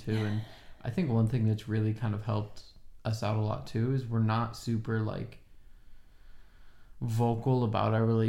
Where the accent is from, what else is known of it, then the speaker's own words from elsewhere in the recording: Oregon, United States; moved away as an adult; now in Los Angeles, United States; If I could, I would live in Oregon still.